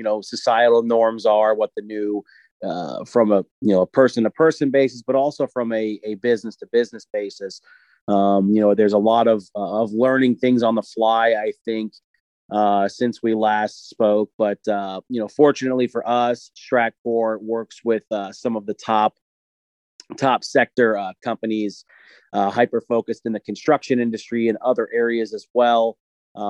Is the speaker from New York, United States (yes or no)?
yes; New York, United States; now in Tampa, United States; I'm originally from New York, but currently living here in sunny Tampa, Florida.